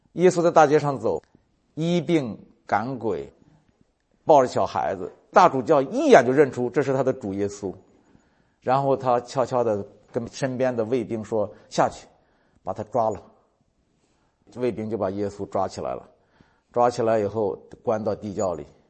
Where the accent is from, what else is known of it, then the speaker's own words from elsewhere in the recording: China; 就咱们中国人，你想想，我在农村长大